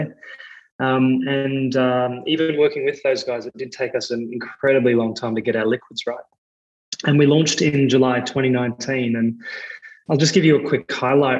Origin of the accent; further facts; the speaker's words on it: Australia; accent: Australian; You can probably hear in my accent, I'm Australian as well